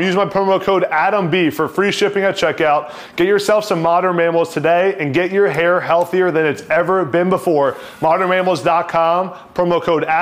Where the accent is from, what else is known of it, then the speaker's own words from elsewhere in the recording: East Coast, United States; I'm from the East Coast